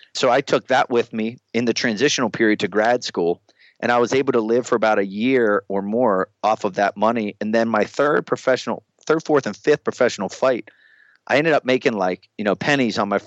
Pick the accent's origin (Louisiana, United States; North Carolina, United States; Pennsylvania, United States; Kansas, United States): Pennsylvania, United States; I'm from Pennsylvania